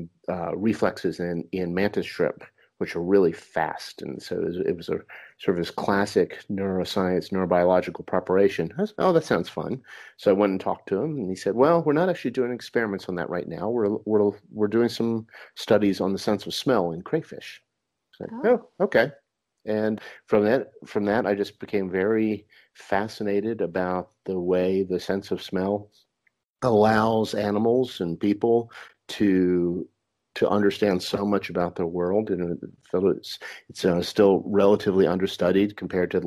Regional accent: Charlottesville, Virginia, United States; moved away as an adult; now in Florida, United States; I grew up in Virginia, Charlottesville, and went to the University

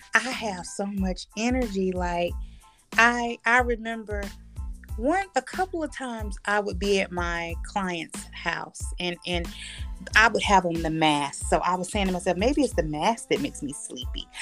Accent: Bridgeview, California, United States; I'm from Bridgeview, California

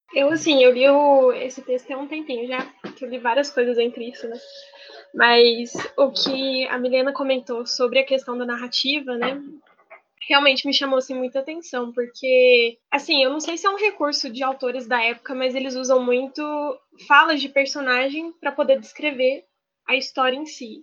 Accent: Ribeirão Preto, São Paulo, Brazil; now in Juiz de Fora, Brazil; eu nasci em Ribeirão Preto, São Paulo, mas atualmente eu moro em Juiz de Fora, em Minas Gerais

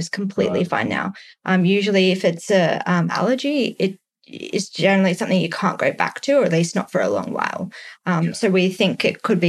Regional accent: Australia; also born or lived in San Francisco, United States; as an Australian

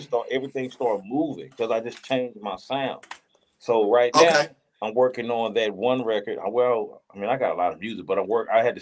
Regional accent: Ruston, Louisiana, United States; moved away; I'm from Ruston, Louisiana, so I want to go back home

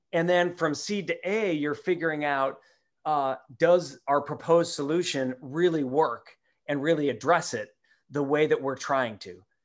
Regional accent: Minneapolis, Minnesota, United States; moved away; I grew up in Minneapolis

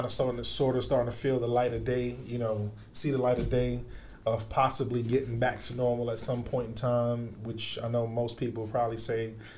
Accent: New York, United States; now in Miami, United States; growing up in New York in school

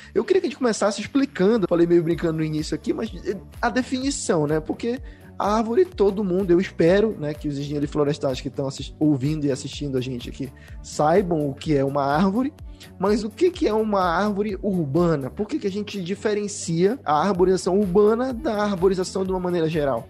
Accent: Belém, Pará, Brazil; now in Curitiba, Brazil; Eu, por exemplo, sou de Belém, hoje eu tô morando em Curitiba, mas eu sou de Belém

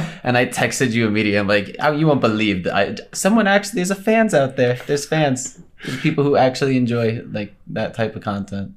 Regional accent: Colorado, United States; I'm from Colorado, born and raised.

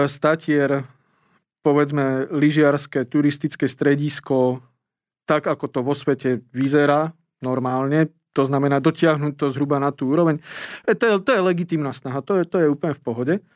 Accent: Prešov Region, Slovakia; ja som sa z okolností ocitol doma v Tatrach

